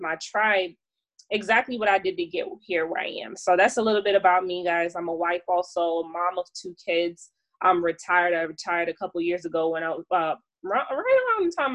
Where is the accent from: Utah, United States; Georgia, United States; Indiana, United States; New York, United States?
New York, United States; New York City; moved away; New York City, which is my hometown